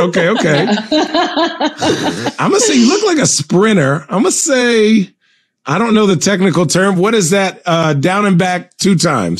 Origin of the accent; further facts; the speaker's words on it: Arizona, United States; Well, I grew up in Arizona.